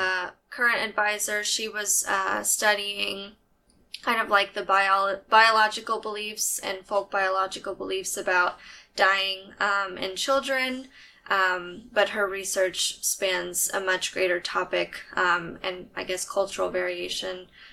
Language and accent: English; San Antonio, Texas, United States; I'm from San Antonio. I'm a huge Spurs fan. Mm-hmm. And I am born and raised in Texas. I've lived here for ever.